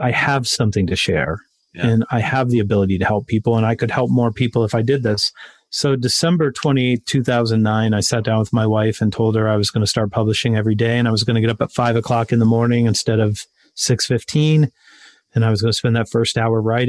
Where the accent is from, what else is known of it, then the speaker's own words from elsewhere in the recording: Westerville, Ohio, United States; also born or lived in Columbus; my hometown, Westerville